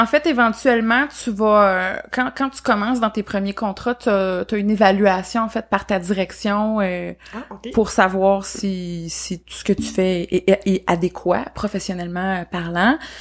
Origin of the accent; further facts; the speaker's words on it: Beauce, Quebec, Canada; moved away as an adult; now in Sherbrooke, Canada; moi, je suis pas originaire de la région à la base, donc pour les auditeurs qui nous écoutent, moi je viens de la Beauce, mais je me suis établie en fait à Sherbrooke pour les études et je suis jamais repartie